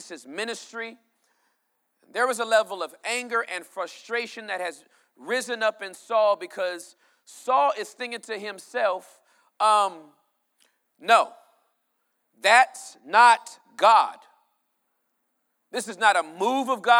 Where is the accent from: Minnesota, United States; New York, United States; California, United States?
California, United States; I was born and raised in California.